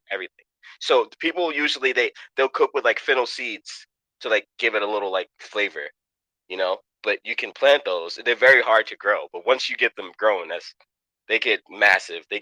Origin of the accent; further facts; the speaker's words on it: New York City, New York, United States; now in Pennsylvania, United States; Um, I come from Queens, Jamaica, New York, Southside Jamaica. I was born in 1986. Um, my mom is Cuban. I mean, my dad is Cuban. My mom is West Indian